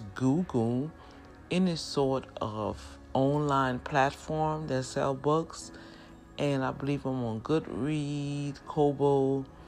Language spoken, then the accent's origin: English; New Orleans, Louisiana, United States; accent: New Orleans; when native New Orleans speak and they get excited and just want to just shout out to the world that life is good, we speak kind of fast.